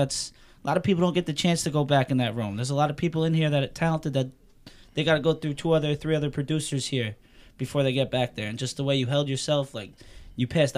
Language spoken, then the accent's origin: English; Suffolk County, Long Island, New York, United States; We're both from Suffolk. We're out in the East End from the Hamptons